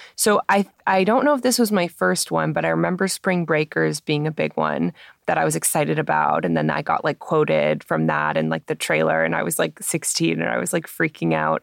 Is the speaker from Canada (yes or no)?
yes; Toronto, Ontario, Canada; I grew up in Toronto going to TIFF every year as a kid